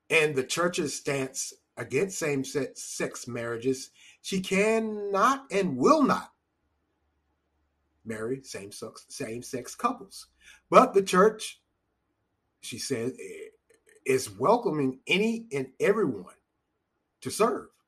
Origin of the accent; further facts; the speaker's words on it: North Carolina, United States; I'm, I, I'm from North Carolina. I love barbecue. I just do.